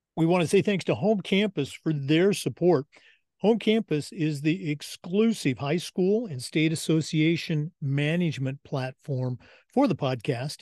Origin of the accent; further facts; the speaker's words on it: Oregon and Washington, United States; I grew up in Oregon and Washington